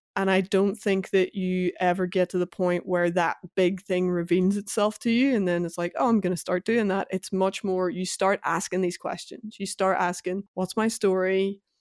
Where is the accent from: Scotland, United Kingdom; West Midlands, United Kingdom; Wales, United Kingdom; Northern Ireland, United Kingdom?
Northern Ireland, United Kingdom; my youth growing up in Northern Ireland, the tail end of the Troubles